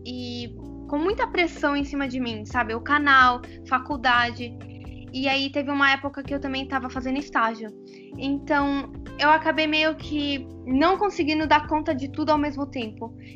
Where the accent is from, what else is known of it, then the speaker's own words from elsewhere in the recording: Brazil; moved away as an adult; now in Lebanon; eu morei 18 anos no Brasil, nasci no Brasil